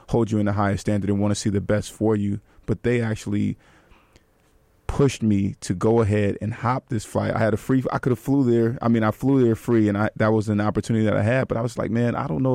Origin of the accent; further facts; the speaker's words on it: Bay Area, California, United States; Another Bay Area native